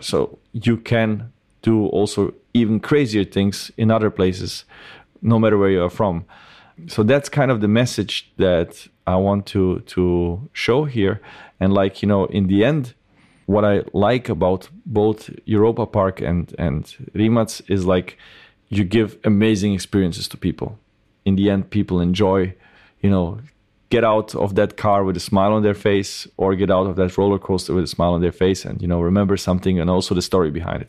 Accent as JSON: {"language": "English", "country": "Croatia", "also_born_or_lived": "Germany"}